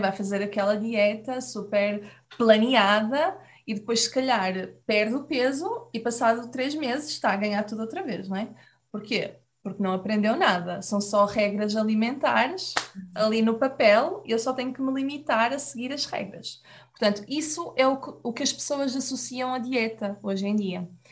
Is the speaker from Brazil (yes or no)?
no; Portugal; nós aqui em Portugal